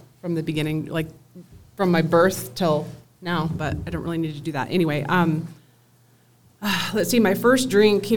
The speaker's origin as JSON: {"language": "English", "town": "Des Moines", "region": "Iowa", "country": "United States", "tie": "born or raised there", "moved": "as an adult", "lives_now": "Loveland, United States", "said": "I was born and raised in Des Moines, Iowa."}